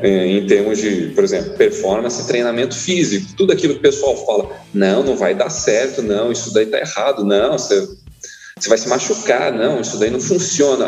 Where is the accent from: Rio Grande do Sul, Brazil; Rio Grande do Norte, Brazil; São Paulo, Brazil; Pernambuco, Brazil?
São Paulo, Brazil; now in Poços de Caldas, Brazil; Eu nasci em São Paulo, capital, em 1980